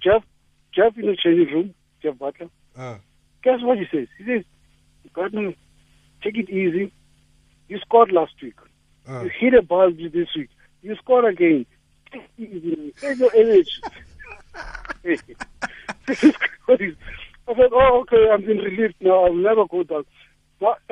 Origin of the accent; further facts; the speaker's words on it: Johannesburg, Gauteng, South Africa; In Soweto, yeah, there's a pitch called Elka, just the other way from where I am